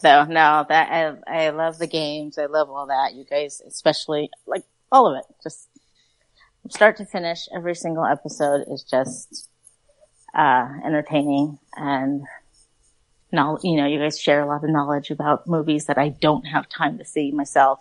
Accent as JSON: {"language": "English", "town": "Oceanside", "region": "California", "country": "United States", "lives_now": "Fallbrook, United States", "said": "I live in Fallbrook. I work in Vista. I'm from Oceanside"}